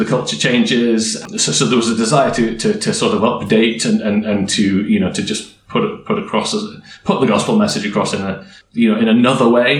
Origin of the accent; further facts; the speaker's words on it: Yorkshire and the Humber, United Kingdom; I grew up in Yorkshire in the UK.